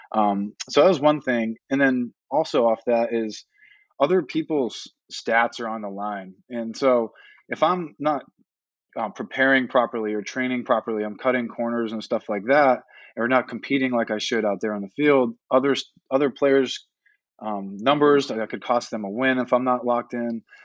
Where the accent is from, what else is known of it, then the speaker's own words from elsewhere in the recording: Northeast, United States; growing up in the Northeast